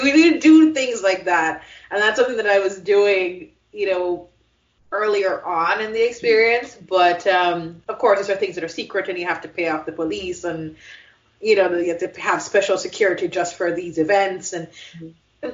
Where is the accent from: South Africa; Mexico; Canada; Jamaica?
Jamaica; now in United States; growing up in Jamaica